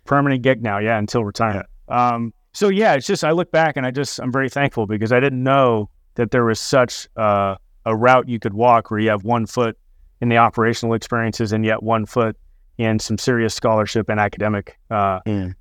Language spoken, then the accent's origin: English; Fresno, California, United States; I grew up in Fresno, California